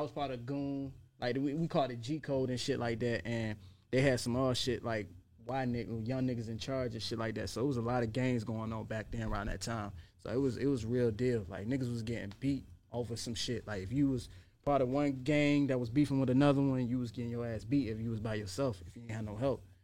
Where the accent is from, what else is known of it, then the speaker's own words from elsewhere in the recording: Portsmouth, Virginia, United States; moved away; I was out in Norfolk a lot and I grew up in Portsmouth